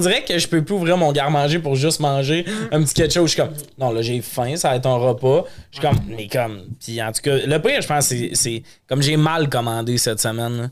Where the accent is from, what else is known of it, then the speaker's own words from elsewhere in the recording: Montreal, Quebec, Canada; on est montréalais